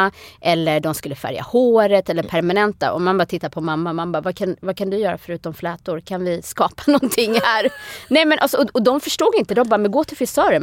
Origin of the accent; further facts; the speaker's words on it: Sweden; also born or lived in United States; jag är född och uppvuxen i Sverige. Men att jag är från Etiopien